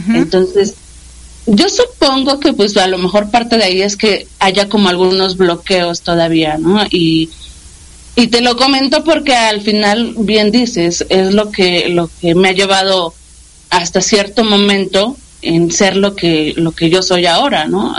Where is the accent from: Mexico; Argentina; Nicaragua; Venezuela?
Mexico; Mexico City; soy de la Ciudad de México. Ajá. Estuvimos eh, viviendo muchísimo tiempo en la Ciudad de México.